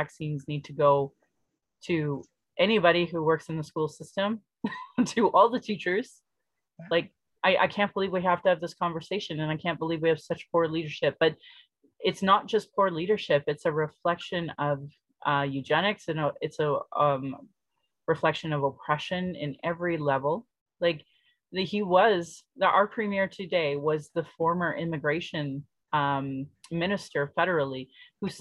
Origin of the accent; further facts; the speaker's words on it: Sylvan Lake, Alberta, Canada; now in Calgary, Canada; growing up in Sylvan Lake